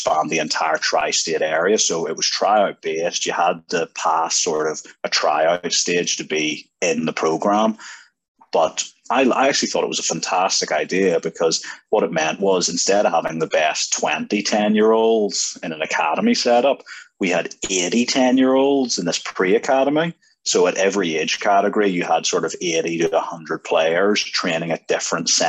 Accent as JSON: {"language": "English", "region": "Northern Ireland", "country": "United Kingdom", "tie": "born or raised there", "also_born_or_lived": "Belfast / Lisburn", "moved": "as an adult", "said": "growing up in Ireland."}